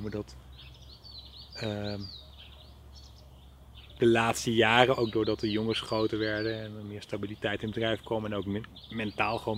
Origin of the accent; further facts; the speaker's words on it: Netherlands; ik kom uit Nederland en eh, dan kom ik over en dan gaan we het samen doen.